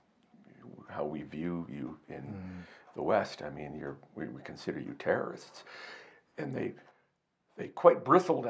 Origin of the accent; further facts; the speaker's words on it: Canada; I'm a reporter from Canada